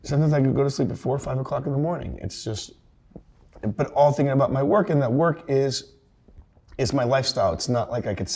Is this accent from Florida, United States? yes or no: yes; Naples, Florida, United States; Naples, Florida. It's a retirement community. Most of my friends, sadly, have passed away because they were 90 years old when I grew up with them.